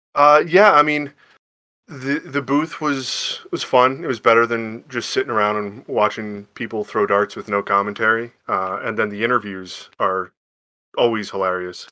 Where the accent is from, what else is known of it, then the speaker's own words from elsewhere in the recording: Whitehall, Pennsylvania, United States; also born or lived in Shippensburg, Pennsylvania; now in Bethlehem, United States; I'm originally from, uh, Eastern P A, the Lehigh Valley, um, small town called Whitehall